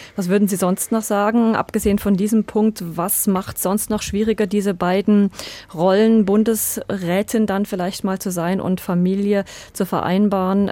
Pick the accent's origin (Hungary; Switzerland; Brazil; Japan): Switzerland; bei uns in der Schweiz